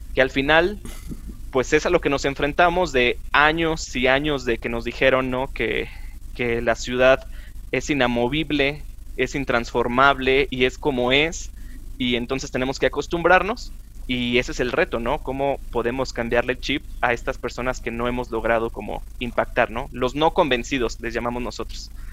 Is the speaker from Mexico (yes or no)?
yes; Chihuahua, Mexico; now in Mexico City, Mexico; yo soy de Chihuahua, del norte del país